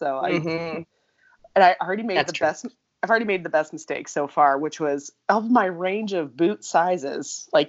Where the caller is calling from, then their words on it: Minnesota, United States; I'm recording from Minnesota, because guess what? We got our first big snow.